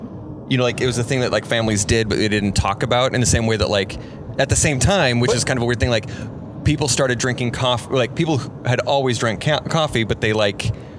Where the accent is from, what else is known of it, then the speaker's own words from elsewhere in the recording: San Juan Islands, Washington, United States; I grew up in the San Juan Islands, which are just hippie central.